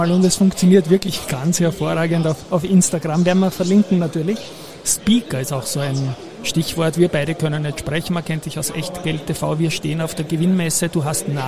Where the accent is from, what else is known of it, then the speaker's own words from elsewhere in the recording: Austria; ich habe als Österreicher natürlich noch die Frage